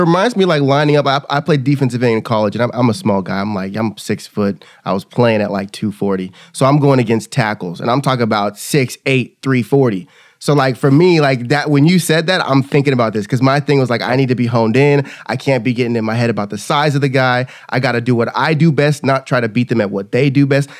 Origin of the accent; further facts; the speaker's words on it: California, United States; also born or lived in Kansas; now in Texas, United States; I'm originally from California. I moved here from California, went to college in Kansas